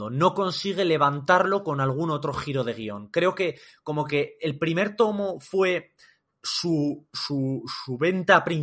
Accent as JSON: {"language": "Spanish", "region": "Cantabria", "country": "Spain", "said": "como cántabro que soy"}